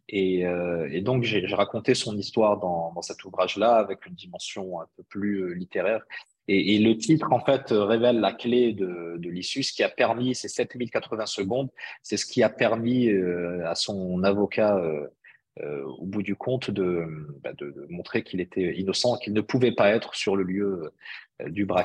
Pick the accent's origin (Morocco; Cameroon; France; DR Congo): Morocco; Bhalil, Fès-Meknès; dans mon patelin de, de Baalil euh, mm. littéralement traduit, ça veut dire le charme de la nuit.